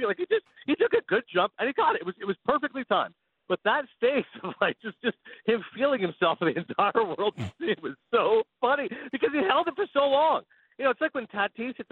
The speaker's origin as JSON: {"language": "English", "country": "Canada", "said": "American wife, American kids, like I'm the only Canadian in the family"}